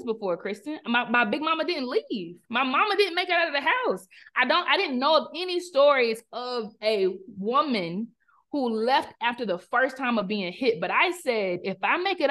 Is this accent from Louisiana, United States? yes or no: no; South Carolina, United States; moved away as an adult; also born or lived in Charlotte, North Carolina; growing up in South Carolina and me going to the University of South Carolina and moving to Charlotte to start a career, still in the South